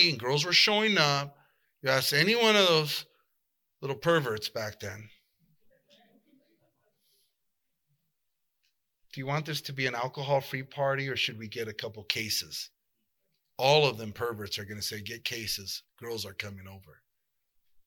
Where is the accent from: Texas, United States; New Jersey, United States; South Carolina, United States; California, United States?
California, United States; South El Monte; I grew up in South Del Monte